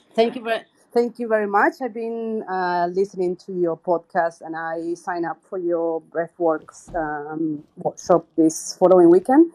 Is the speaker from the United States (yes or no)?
no; Argentina; now in Australia; so I live in Australia now. I'm originally from Argentina.